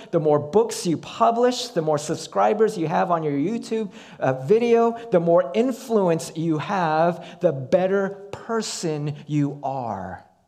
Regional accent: United States; we as American Christians

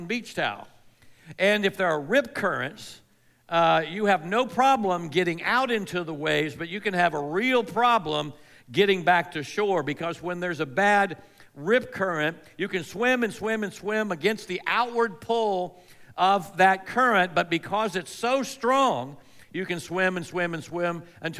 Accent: Melbourne, Florida, United States; I grew up on the Space Coast of Florida. That's the East Coast, the Atlantic Coast, in a town called Melbourne.

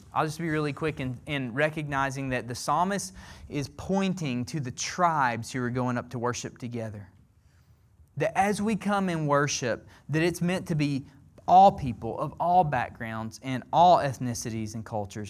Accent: Alabama, United States; I'm from the South. I'm from Alabama, okay?

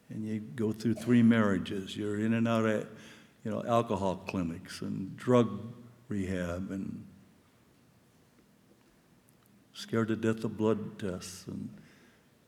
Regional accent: Southern California, United States; now in New York, United States; I have limited Spanish because I'm from Southern California.

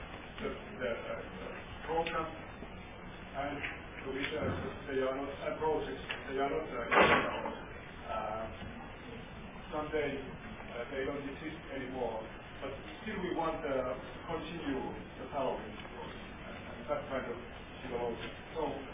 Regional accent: Tampere, Pirkanmaa, Finland; my hometown, Tampere

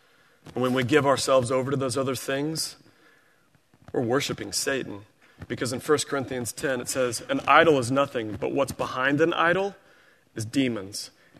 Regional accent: Springfield, Missouri, United States; I grew up in Missouri. We had tornadoes every spring. Springfield, Missouri and Greene County, it was predictable.

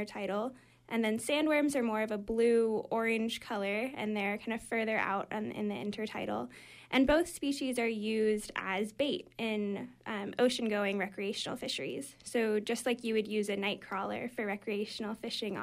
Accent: California, United States; moved away as an adult; now in Maine, United States; I'm originally from California, but I've been at College of the Atlantic

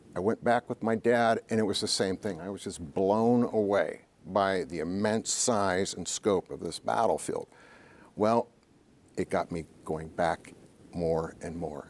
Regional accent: Ohio, United States; moved away; my home state, Ohio

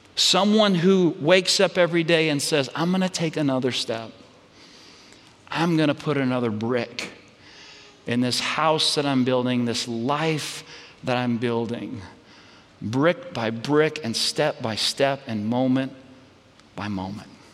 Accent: Red Oak, Texas, United States; my home hometown where I grew up. It's, it's Red Oak, Texas

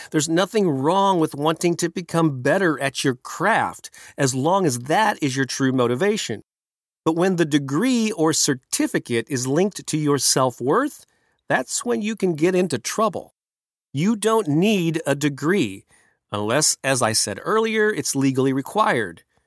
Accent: St. Louis, Missouri, United States; right here in my hometown of Saint Louis, Missouri, in the Midwest.

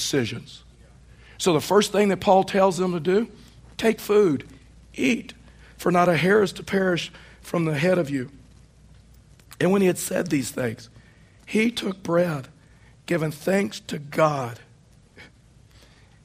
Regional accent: East Texas, United States; now in Colorado, United States; Where I was raised in East Texas, within 15 minutes of my home were six lakes

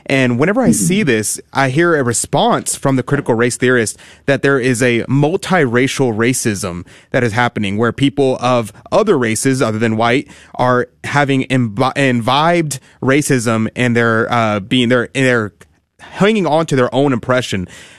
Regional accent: Houston, Texas, United States; Deacon, I grew up in Houston, Texas. I'm 23 years old.

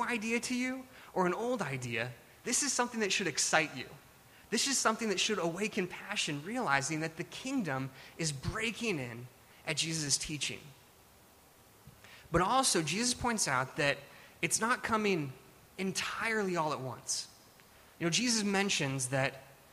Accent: Alaska, United States; now in California, United States; I grew up in Alaska

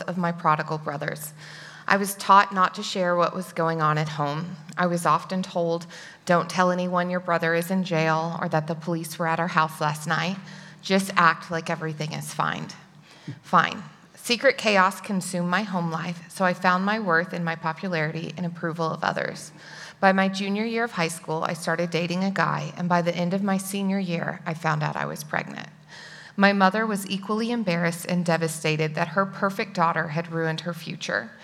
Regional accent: Dallas, Texas, United States; I grew up in the Dallas area

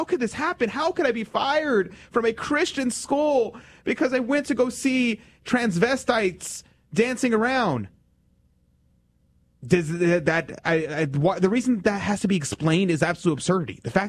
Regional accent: Texas, United States; in my hometown and in the state of Texas

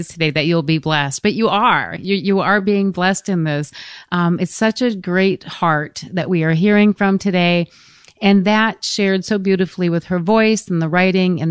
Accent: Michigan, United States; moved away; I'm from Michigan originally

